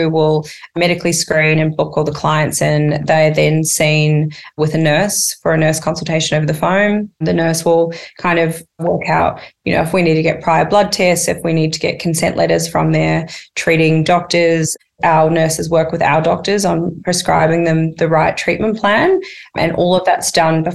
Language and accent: English; New Zealand; moved away as an adult; now in Australia; I come from New Zealand. I did not come from money